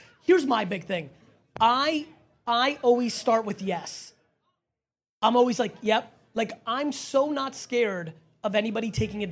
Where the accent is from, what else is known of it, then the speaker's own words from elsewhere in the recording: New Jersey, United States; also born or lived in Soviet Union; I'm Jersey